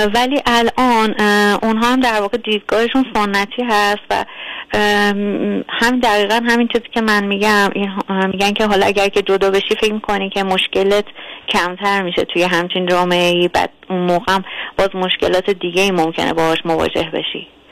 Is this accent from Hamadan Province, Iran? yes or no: no; Tehran, Tehran Province, Iran; من دقیقا تهران هستم و اینکه دوست ندارم جای دیگه ای باشم چون در واقع همینجا متولد شدم